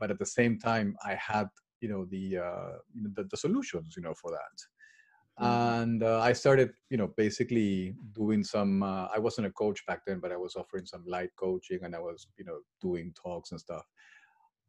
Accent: Peru; moved away as an adult; now in England; I was born and raised in Peru

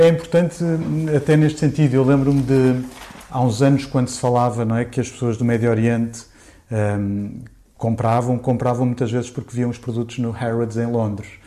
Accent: Portugal; eu sou português

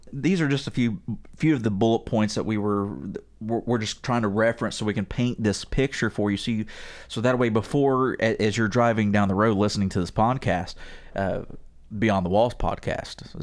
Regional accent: West Virginia, United States; I'm from West Virginia

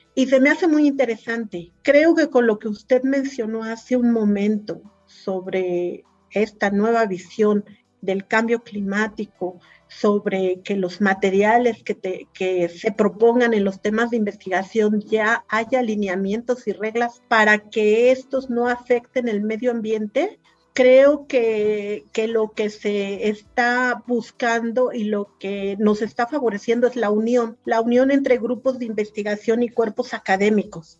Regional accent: Puebla, Mexico; now in Hidalgo, Mexico; soy poblana

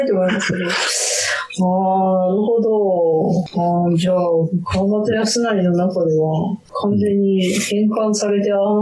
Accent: Chūetsu, Niigata, Japan; moved away; うちの田舎は中、えっと、新潟県で上中下越に分かれてて、はいで、中越って

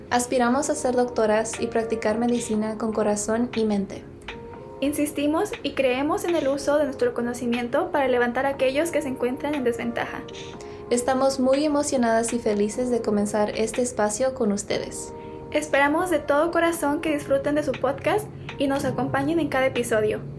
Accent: Mexico; now in Berkeley, United States; Nosotras somos mexicanas y estudiantes en la Universidad de California, Berkeley.

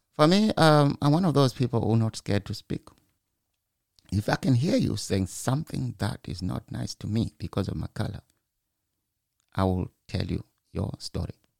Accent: Zimbabwe; moved away as an adult; now in United Kingdom; I'm from Zimbabwe. Maybe because I was born in the village

